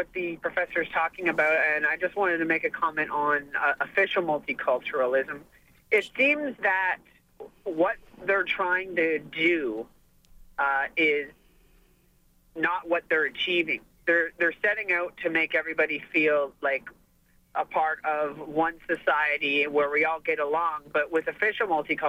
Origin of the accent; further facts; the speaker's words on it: Canada; we're all Canadian, you know, we share this country together